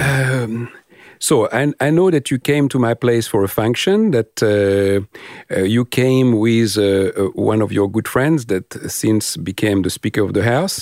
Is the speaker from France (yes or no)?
yes; France; now in Australia; I'm French or sometimes my accent, uh, betray me